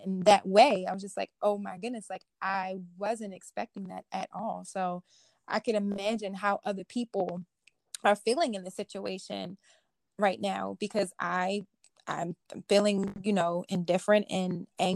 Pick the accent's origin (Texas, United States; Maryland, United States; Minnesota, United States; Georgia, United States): Maryland, United States; Baltimore; now in Waterbury, United States; I'm actually from Maryland.